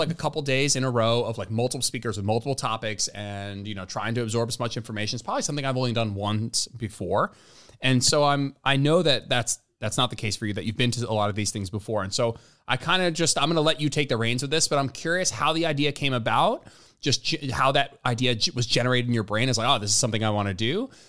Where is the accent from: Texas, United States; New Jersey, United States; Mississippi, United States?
New Jersey, United States; Englewood; moved away; we're from Englewood, so right near Hoboken